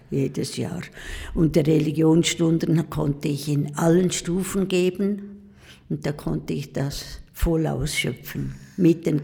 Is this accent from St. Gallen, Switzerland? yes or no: yes; Pfäfers, St. Gallen, Switzerland; Ja, ich bin also Ragaz Pfäfers, aufgewachsen in Pfäfers haben wir gewohnt. Wir, unser Haus steht noch und ich war letzthin in Pfäfers ganz stolz in unserem Haus